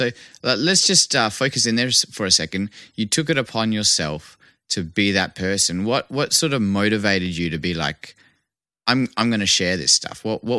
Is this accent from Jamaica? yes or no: no; Vancouver, British Columbia, Canada; accent: Aussie; also born or lived in Perth, Australia; Being born in Perth and growing up in Vancouver, I would say that, you know, my formative years, my teenage years were in Vancouver. So I feel more Canadian than I do Australian sometimes. Well, actually most of the time, except I have an Aussie accent.